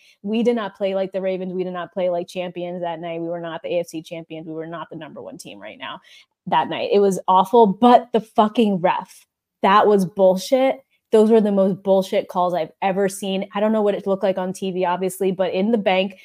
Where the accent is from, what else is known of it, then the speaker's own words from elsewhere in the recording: Baltimore, Maryland, United States; We are born and bred in Baltimore